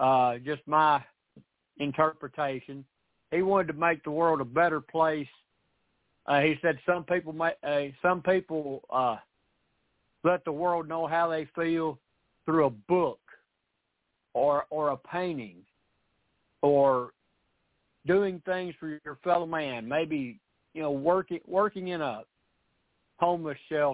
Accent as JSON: {"language": "English", "region": "the South", "country": "United States", "said": "but I'm sorry, I'm from the South. We don't get in a hurry to say anything sometimes."}